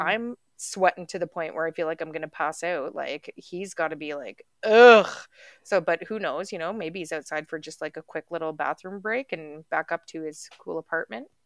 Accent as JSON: {"language": "English", "country": "Canada", "said": "we're Canadian up here"}